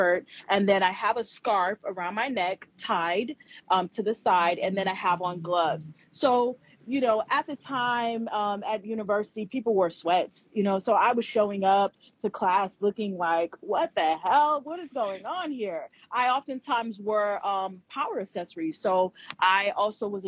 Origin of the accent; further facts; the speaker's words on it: Ohio, United States; moved away; also born or lived in New York City; I'm from Ohio, the state of Ohio here in America